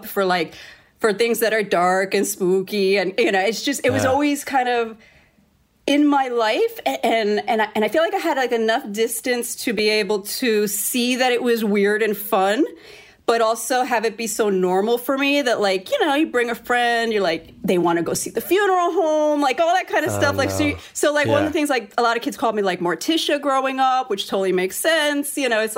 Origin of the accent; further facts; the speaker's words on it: New York City, New York, United States; moved away as an adult; also born or lived in South Bronx; now in Los Angeles, United States; born and raised in New York, Hell's Kitchen, and my family owned the local funeral home.